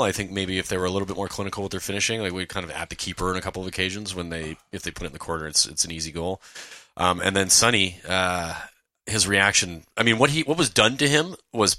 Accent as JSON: {"language": "English", "country": "Canada", "said": "three Canadians"}